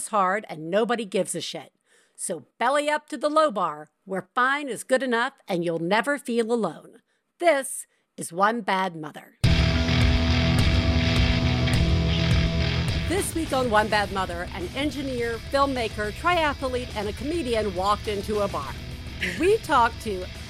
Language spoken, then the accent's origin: English; the South, United States; as a Southerner raised with only superstitions